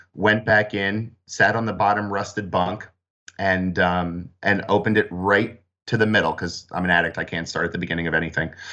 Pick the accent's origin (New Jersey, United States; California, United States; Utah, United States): New Jersey, United States; I grew up in South Jersey